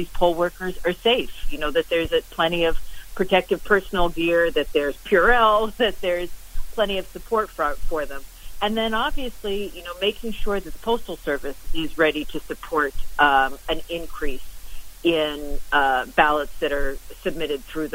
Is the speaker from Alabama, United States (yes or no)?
no; New Jersey, United States; I'm from New Jersey, from the state of New Jersey